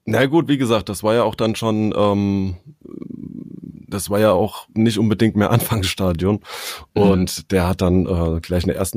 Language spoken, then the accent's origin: German; Hesse, Germany; ich komme aus der Nähe von Frankfurt, ähm, bin verheiratet, habe zwei Kinder.